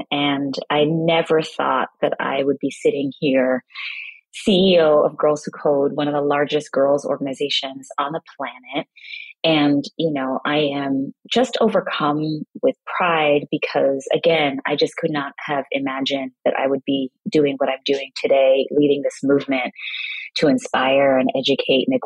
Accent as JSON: {"language": "English", "region": "Kingston", "country": "Jamaica", "tie": "born or raised there", "also_born_or_lived": "Brooklyn, New York, United States", "said": "I grew up partly in Kingston, Jamaica and Brooklyn, New York"}